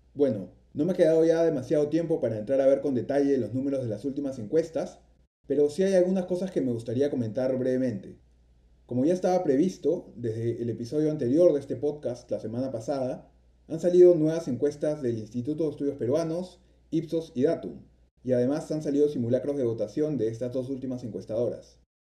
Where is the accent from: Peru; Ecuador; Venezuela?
Peru; siendo peruanos